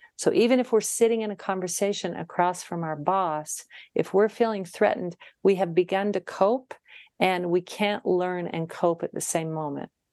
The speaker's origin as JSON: {"language": "English", "region": "Utah", "country": "United States", "tie": "born or raised there", "also_born_or_lived": "Seattle", "moved": "as an adult", "said": "I moved back to my home state of Utah"}